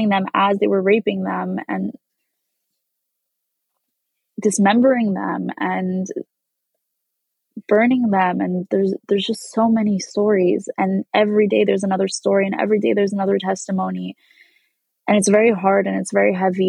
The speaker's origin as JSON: {"language": "English", "region": "New York", "country": "United States", "tie": "born or raised there", "said": "As a Jew growing up in New York"}